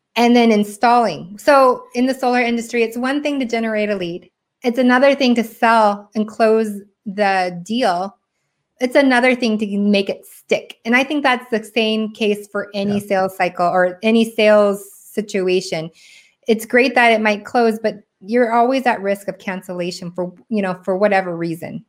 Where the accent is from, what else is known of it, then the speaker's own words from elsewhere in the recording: Washington, United States; also born or lived in Seoul, South Korea; now in California, United States; I grew up in Washington State uh, where it's rainy all it's not rainy all the time